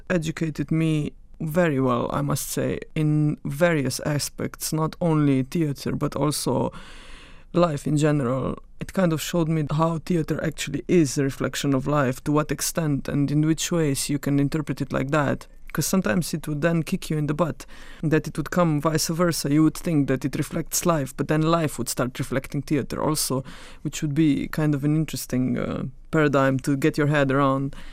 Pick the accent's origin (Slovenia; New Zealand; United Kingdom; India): Slovenia; Carinthia; I come from Koroška region, which is the northern part of the country, and uh, I went to the primary school and to gymnasium there